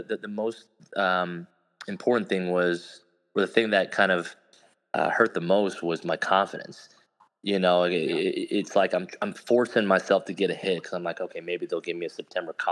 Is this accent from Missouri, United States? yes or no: yes; Kansas City, Missouri, United States; in Kansas City, in my hometown, you know, 15 minutes from my house